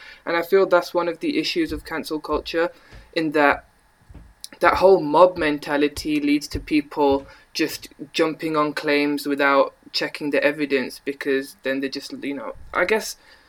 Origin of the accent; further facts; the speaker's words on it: Birmingham, West Midlands, United Kingdom; accent: Brummy; I'm from Birmingham, but I'm sorry, the Brummy accent's not